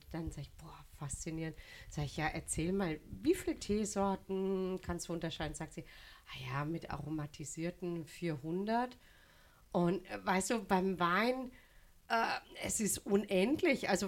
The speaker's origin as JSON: {"language": "German", "town": "Au", "region": "Baden-Württemberg", "country": "Germany", "tie": "born or raised there", "said": "Also ich komme ja gebürtig aus dem Hexental, also da lege ich Wert drauf"}